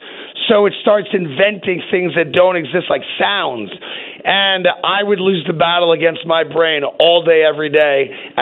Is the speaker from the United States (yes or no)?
yes; New York, United States; only just as a New Yorker.